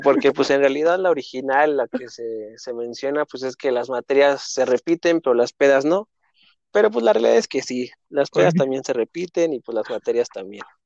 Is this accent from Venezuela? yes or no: no; Mexico City, Mexico; also born or lived in Coahuila; yo nací aquí en la Ciudad de México, ahí en, un viaducto a la altura como de insurgentes más o menos, entonces 100% chilango